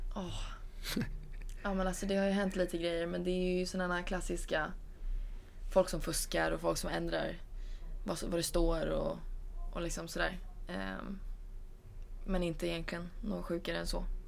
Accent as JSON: {"language": "Swedish", "country": "Sweden", "also_born_or_lived": "Spain", "said": "Som svensk"}